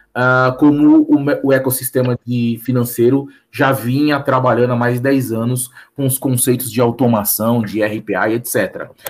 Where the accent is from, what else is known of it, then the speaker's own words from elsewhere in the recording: São Paulo, Brazil; quitanda do bairro que eu nasci, né? Sou da Moca